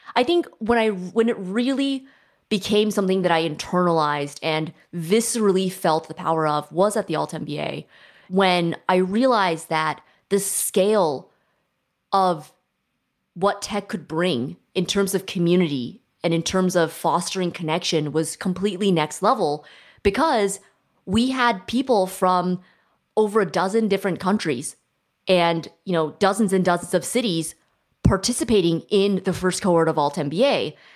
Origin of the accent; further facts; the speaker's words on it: Silicon Valley, California, United States; moved away as an adult; now in Toronto, Canada; I grew up in Silicon Valley